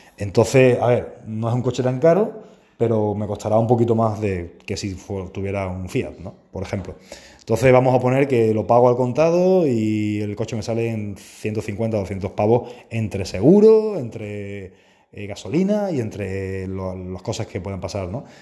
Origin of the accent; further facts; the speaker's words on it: Spain; estamos en España, que es donde yo vivo, es de donde yo soy